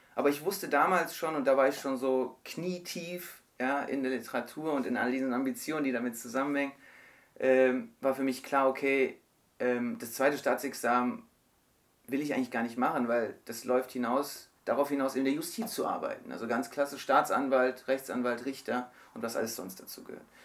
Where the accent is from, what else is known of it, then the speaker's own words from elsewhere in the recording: Germany; bin in Deutschland geboren, Deutschland aufgewachsen, meine Family kommt aus der Türkei